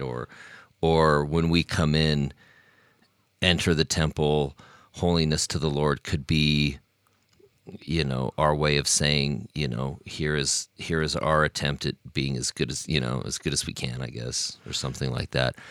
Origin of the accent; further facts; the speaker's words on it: Logan, Utah, United States; moved away as an adult; I'm from Logan, even though now I've lived outside of Logan for oh my goodness, this year will be, I will have lived outside of Logan for as long as I was living in Logan in my life now.